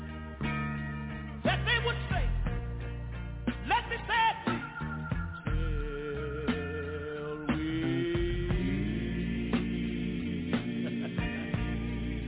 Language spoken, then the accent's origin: English; Tyler, Texas, United States; also born or lived in Galilee, Texas; I was born in a little community about 13 miles from Tyler